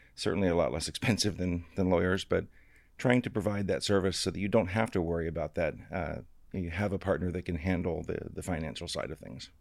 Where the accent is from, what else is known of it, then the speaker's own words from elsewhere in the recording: Florida, United States; I came from Florida. Uh, my dad actually is an alligator trapper